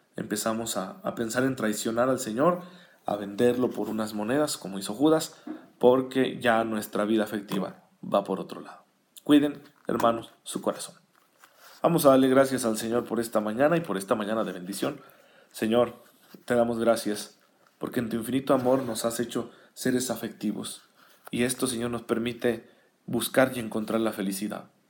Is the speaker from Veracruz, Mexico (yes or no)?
no; Saucillo, Chihuahua, Mexico; now in Chihuahua, Mexico; Saucillo, que es mi tierra natal